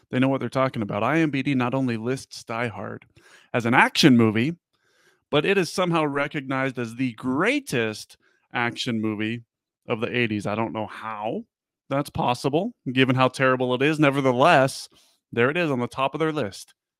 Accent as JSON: {"language": "English", "town": "Las Vegas", "region": "Nevada", "country": "United States", "tie": "born or raised there", "said": "I grew up in Vegas"}